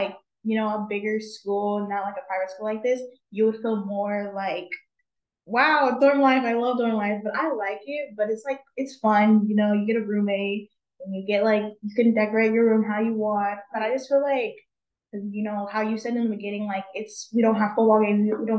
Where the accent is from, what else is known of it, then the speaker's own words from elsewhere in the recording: San Diego, California, United States; I'm from San Diego